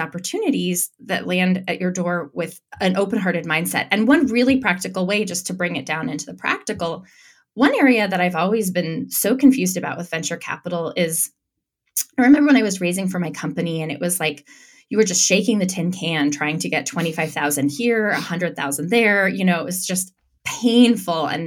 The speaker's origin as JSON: {"language": "English", "town": "Santa Fe", "region": "New Mexico", "country": "United States", "tie": "born or raised there", "said": "I was raised in Santa Fe, New Mexico, which is an artist colony."}